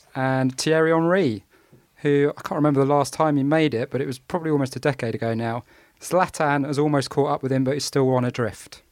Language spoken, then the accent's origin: English; England, United Kingdom; I'm an Englishman football fan. I've been reared on no-nonsense defence